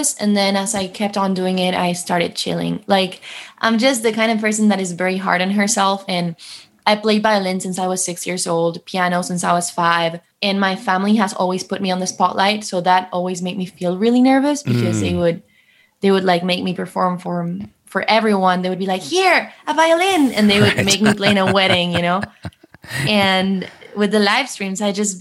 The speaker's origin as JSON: {"language": "English", "country": "Argentina", "tie": "born or raised there", "moved": "as an adult", "lives_now": "Los Angeles, United States", "said": "I was born and raised in Argentina, but I moved here when I turned 21."}